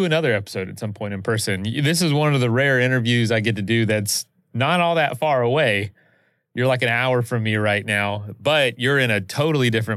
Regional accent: Florida, United States; I'm from Florida

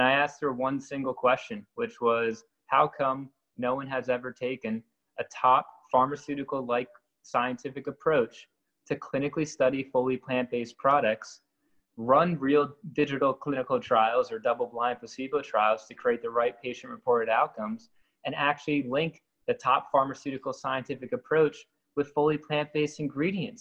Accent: New Jersey, United States; I grew up in New Jersey, kind of in the horse country world of New Jersey

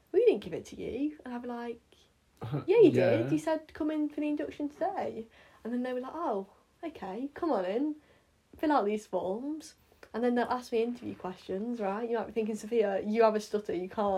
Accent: Wales, United Kingdom; I'm from Wales. There's a... There's a Welsh flag there.

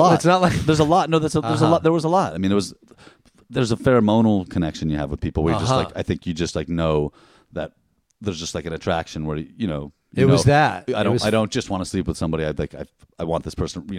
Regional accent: San Francisco, California, United States; born or raised there; also born or lived in Oakland

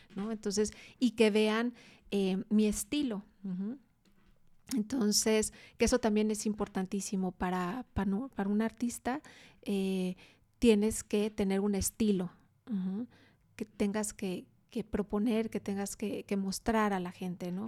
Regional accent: Guadalajara, Jalisco, Mexico; also born or lived in Mexico City; Toda la familia de aquí de Guadalajara, sí.

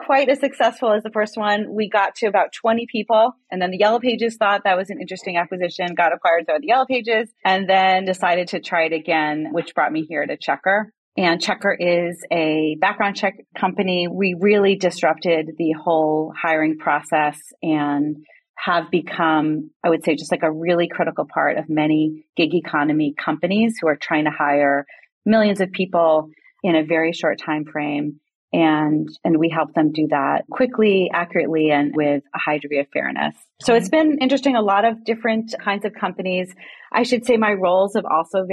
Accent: New England, United States; moved away as an adult; now in Bay Area, United States; I grew up in New England and made my way out to California in my early 20s

